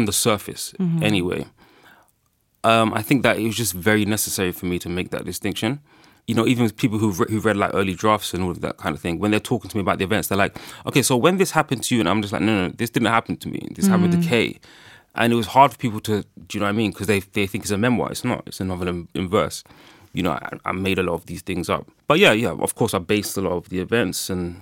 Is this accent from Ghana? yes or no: yes; Ghana; obviously I'm from Ghana